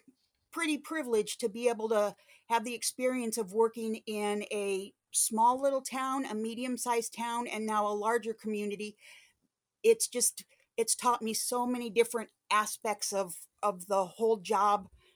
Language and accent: English; North Liberty, Iowa, United States; I was born and raised in North Liberty, not the North Liberty that we see today. The North Liberty I grew up in was small little community